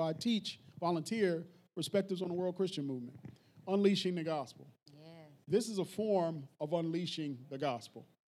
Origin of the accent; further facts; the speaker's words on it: Philadelphia, Pennsylvania, United States; I'm from North Philly.